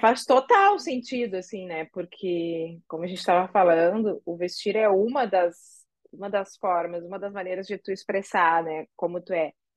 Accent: Rio Grande do Sul, Brazil; now in Rio de Janeiro, Brazil; Eu moro no Rio, mas eu sou gaúcha.

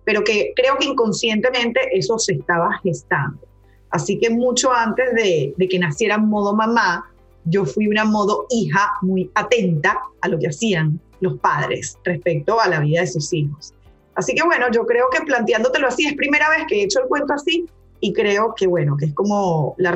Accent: Maracaibo, Zulia, Venezuela; y nosotros que somos maracuchos no queremos ir a Caracas. Entonces empieza un poco ese limbo que ya había empezado en la primera infancia, porque a los cuatro años yo llego a Maracaibo hablando húngaro, hablando francés, me cierro esos idiomas

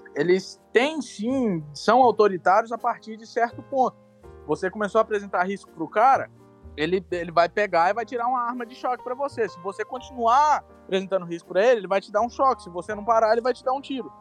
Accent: Brazil; moved away as an adult; now in United States; sou do Brasil

